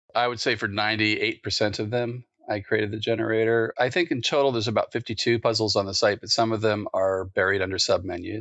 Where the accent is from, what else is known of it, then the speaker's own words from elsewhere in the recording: East Coast, United States; where I grew up in the East Coast